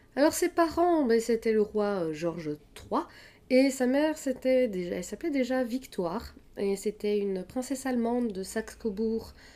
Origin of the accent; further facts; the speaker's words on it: Belgium; moi, je suis belge, donc ça veut dire que je regardais Place Royale tous les dimanches